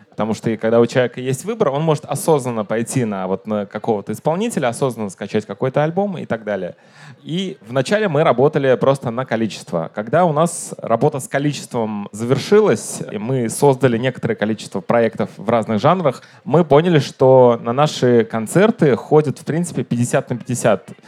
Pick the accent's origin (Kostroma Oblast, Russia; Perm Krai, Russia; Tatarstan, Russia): Tatarstan, Russia; Kazan; я из Казани